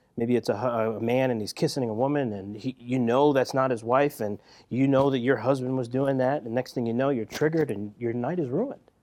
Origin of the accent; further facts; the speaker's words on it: Philadelphia, Pennsylvania, United States; grew up in Philadelphia, right? West Philadelphia, to be exact